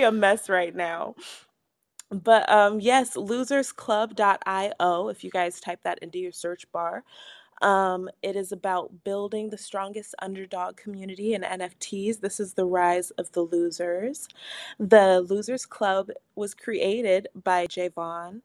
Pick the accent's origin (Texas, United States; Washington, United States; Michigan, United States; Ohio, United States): Washington, United States; Everett; I'm from Everett